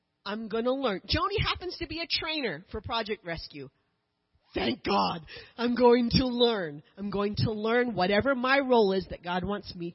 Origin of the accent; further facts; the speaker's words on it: United States; As the American